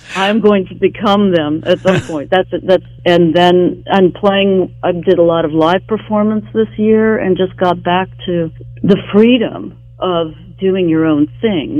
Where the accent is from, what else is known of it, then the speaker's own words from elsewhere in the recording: Charleston, West Virginia, United States; moved away as an adult; also born or lived in New York; now in Los Angeles, United States; my hometown, Charleston, West Virginia